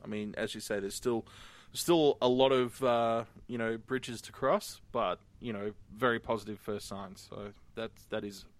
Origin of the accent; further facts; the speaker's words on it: Australia; I'm from Australia